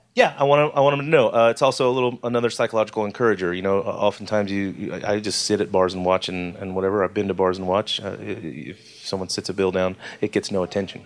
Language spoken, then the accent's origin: English; Atlanta, Georgia, United States; I was born in Atlanta